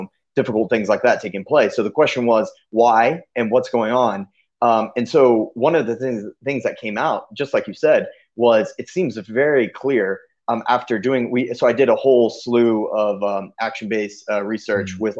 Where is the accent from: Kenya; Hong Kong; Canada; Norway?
Kenya; You know, growing up in Kenya, we never got to come down here and visit.